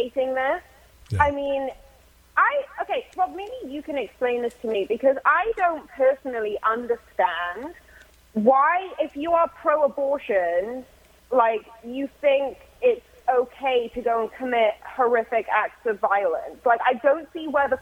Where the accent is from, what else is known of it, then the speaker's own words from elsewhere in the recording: Wales, United Kingdom; moved away; The kids that I grew up with back in my hometown, back in Wales